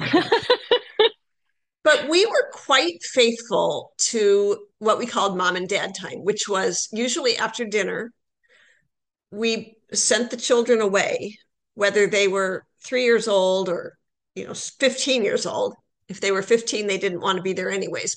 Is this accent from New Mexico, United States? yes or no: no; Iowa, United States; moved away as an adult; also born or lived in Toronto; now in St. Paul, United States; I'm from Iowa originally.